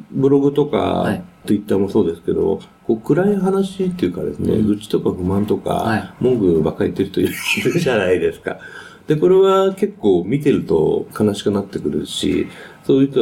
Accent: Canada; also born or lived in United States; そのカナダで、アメリカで生まれてカナダで育ったんですけども、そのカナダで予想以上に日本人というのはいなかったんですね、当時。

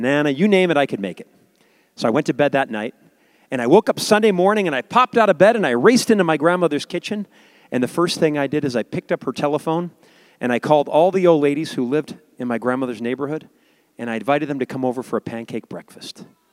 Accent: Chicago, Illinois, United States; I grew up in a suburb of Chicago

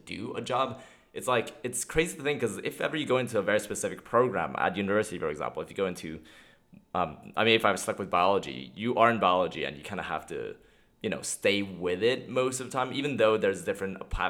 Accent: Montreal, Quebec, Canada; I'm from Montreal.

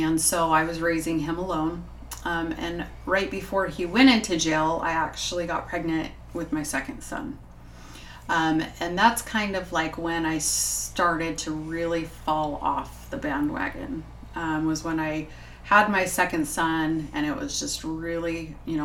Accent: Las Vegas, Nevada, United States; also born or lived in St. George, Utah; I was born in St. George, but I was raised in Las Vegas

